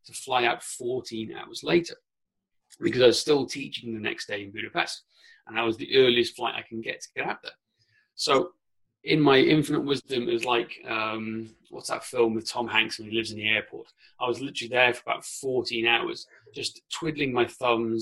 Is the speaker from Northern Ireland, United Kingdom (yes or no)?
no; mid Wales, United Kingdom; first language Welsh; English is a second language; growing up on a farm in mid Wales, and also with I'd say, English is my second language. Welsh is my first language.